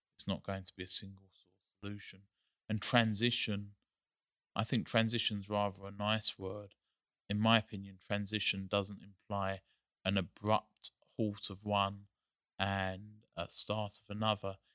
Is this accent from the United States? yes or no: no; England, United Kingdom; moved away; I grew up in England